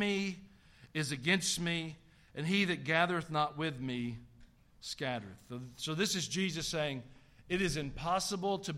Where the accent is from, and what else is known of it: the South, United States; accent: Southern